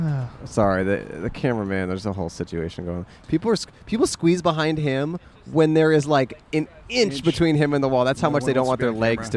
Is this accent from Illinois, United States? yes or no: no; Alameda, California, United States; I'm originally from Alameda.